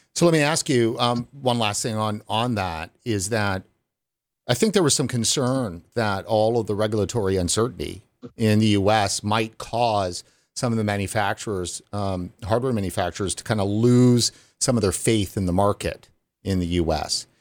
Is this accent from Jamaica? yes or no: no; Canada; as a Canadian